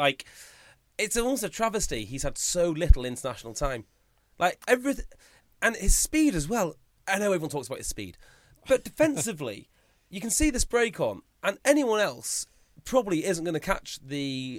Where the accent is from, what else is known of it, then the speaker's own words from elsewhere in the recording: North Wales, United Kingdom; I'm North Wales.